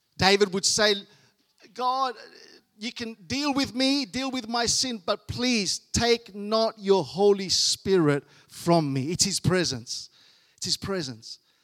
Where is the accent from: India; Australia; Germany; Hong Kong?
Australia; I was born here in Australia